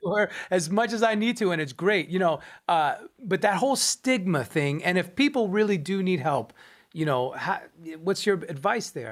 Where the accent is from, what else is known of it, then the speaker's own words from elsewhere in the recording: Long Island, New York, United States; I'm from Long Island, New York.